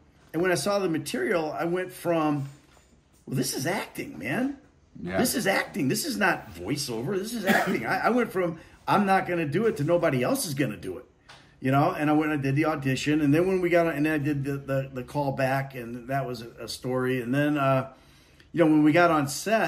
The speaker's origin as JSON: {"language": "English", "town": "Danville", "region": "Illinois", "country": "United States", "tie": "born or raised there", "also_born_or_lived": "Los Angeles", "moved": "as an adult", "said": "I'm from Danville, Illinois"}